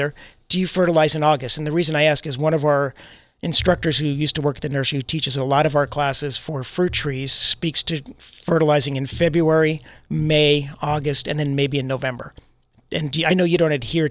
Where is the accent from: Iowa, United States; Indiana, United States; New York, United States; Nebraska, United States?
New York, United States; now in San Diego, United States; I'm from New York